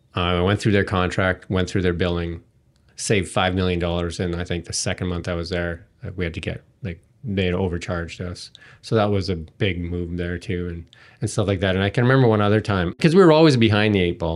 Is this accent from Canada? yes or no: yes; Edmonton, Alberta, Canada; I came from Edmonton